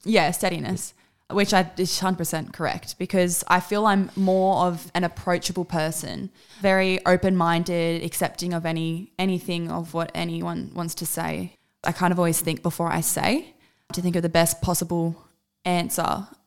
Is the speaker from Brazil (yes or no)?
no; Australia; My entire family is from South Africa besides myself. I am the only Aussie in my entire family.